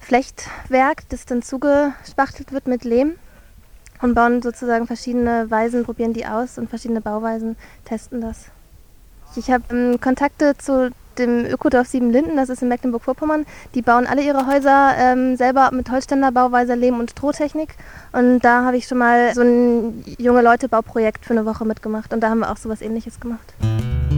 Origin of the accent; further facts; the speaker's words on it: Ukraine; German is a second language; ich komme aus der Ukraine